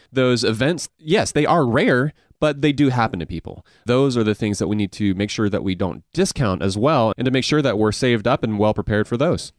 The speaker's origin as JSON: {"language": "English", "town": "Augusta", "region": "Georgia", "country": "United States", "tie": "born or raised there", "accent": "Southern mixed with Asian", "said": "I grew up in Augusta"}